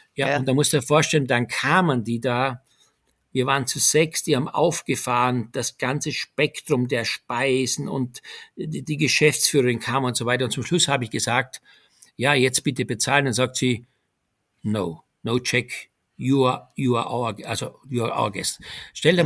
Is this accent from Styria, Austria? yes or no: yes; Styria, Austria; moved away as an adult; also born or lived in Graz; now in Germany; meine Heimat Steiermark, die ich sehr vermisse